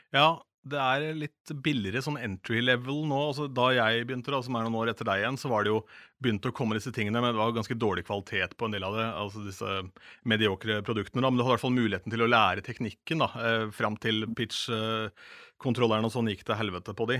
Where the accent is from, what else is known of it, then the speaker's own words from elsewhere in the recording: Askim, Viken, Norway; besøkte da ungdomsklubben hjemme i Askim